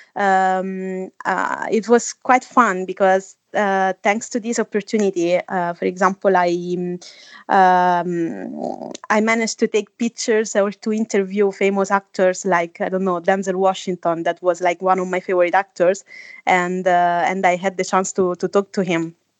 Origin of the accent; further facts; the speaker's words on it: Italy; moved away as an adult; also born or lived in Budapest / Amsterdam; now in London, United Kingdom; I come from Italy. Uh, at the moment I'm living in London